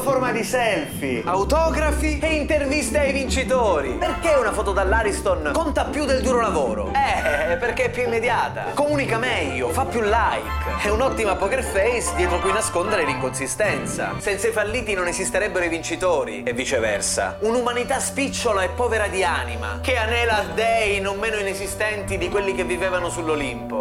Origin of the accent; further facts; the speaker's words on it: Isola delle Femmine, Sicily, Italy; nel mio paesino, Isola delle Femmine